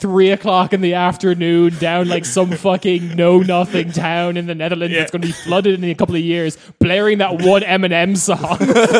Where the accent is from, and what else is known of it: Ireland